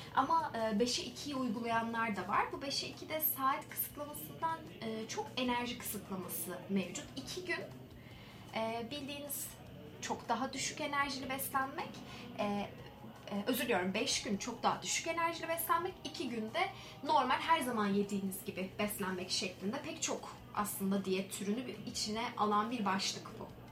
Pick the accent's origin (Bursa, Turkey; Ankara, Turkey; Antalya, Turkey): Ankara, Turkey; ben aslında Ankaralıyım. Ankara'da yaşıyorum.